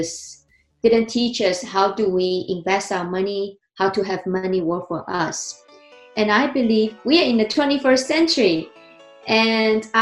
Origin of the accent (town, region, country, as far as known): China; born or raised there; English is a second language; moved away as an adult; also born or lived in New Jersey, United States; now in United States